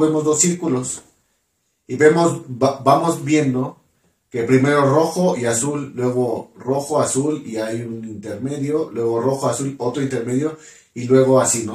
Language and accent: Spanish; Mexico; yo que soy de México